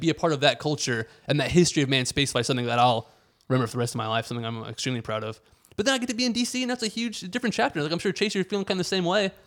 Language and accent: English; Houston, Texas, United States; moved away as an adult; now in Washington, D.C., United States; growing up in the Greater Houston area